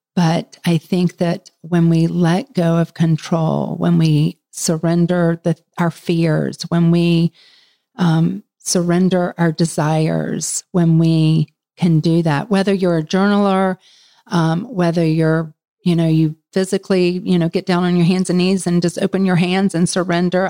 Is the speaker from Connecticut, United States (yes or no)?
no; Florida, United States; moved away as an adult; now in Charlotte, United States; I'm from Florida, so it was either Florida State or um, University of Florida